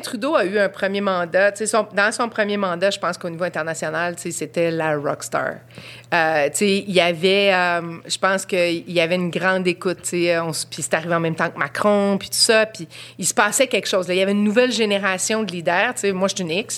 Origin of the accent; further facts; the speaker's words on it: Quebec, Canada; notre dénominateur commun, c'est d'être Québécois